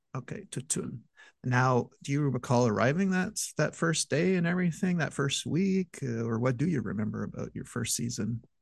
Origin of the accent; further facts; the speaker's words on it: Montreal, Quebec, Canada; my hometown of Montreal